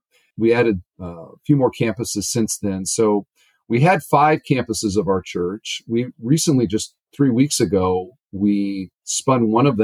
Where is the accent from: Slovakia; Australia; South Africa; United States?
United States; Cedar Falls, Iowa; also born or lived in Northwest Indiana; now in Indiana, United States; I grew up in Cedar Falls, Iowa